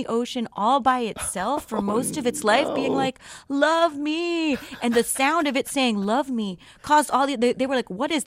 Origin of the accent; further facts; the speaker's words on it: South Florida, United States; I come from South Florida